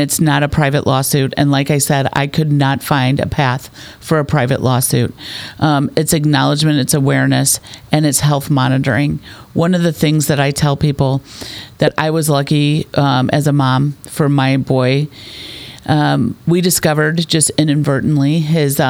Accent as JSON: {"language": "English", "area": "North County, St. Louis", "region": "Missouri", "country": "United States", "tie": "born or raised there", "said": "we grew up in North County, so did my husband"}